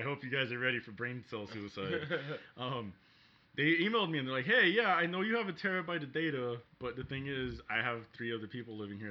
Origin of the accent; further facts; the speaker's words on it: Bronx, New York, United States; I came from the Bronx.